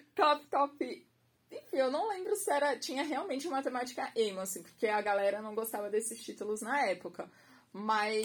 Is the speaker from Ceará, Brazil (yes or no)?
no; Santos, São Paulo, Brazil; also born or lived in Guarujá; nasci, sou, né, naturalizada em Santos, Baixada Santista.